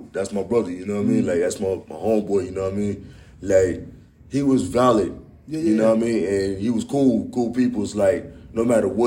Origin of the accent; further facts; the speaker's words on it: Yonkers, New York, United States; also born or lived in Staten Island / West Indies; grew up and was born and raised right up in Yonkers and Staten Island